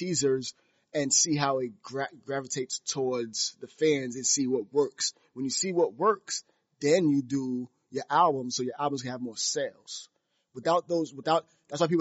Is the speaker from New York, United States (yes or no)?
yes; New York City, New York, United States; we're from Brooklyn